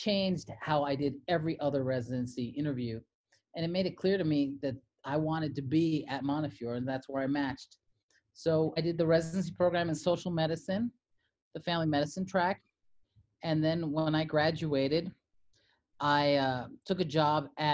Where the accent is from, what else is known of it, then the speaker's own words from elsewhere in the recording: New York, United States; now in Utah, United States; I was born in New York to Puerto Rican parents